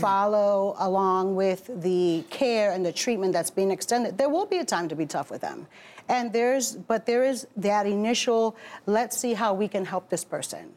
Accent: Newark, New Jersey, United States; also born or lived in Bronx, New York; raised in Newark.

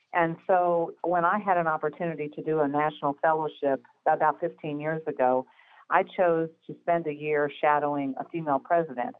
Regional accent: Midwest, United States; I am from the Midwest, as you know, where there's a slightly different pace to life

